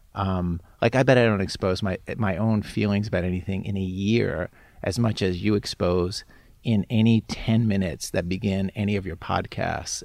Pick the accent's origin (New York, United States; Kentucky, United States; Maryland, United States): Maryland, United States; Baltimore; I'm from suburban Baltimore